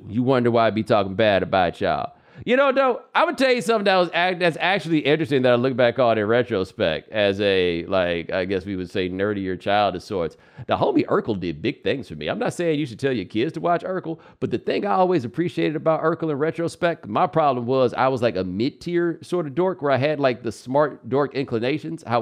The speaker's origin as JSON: {"language": "English", "town": "Houston", "region": "Texas", "country": "United States", "said": "I mean, I'm from Houston, so I remember that game."}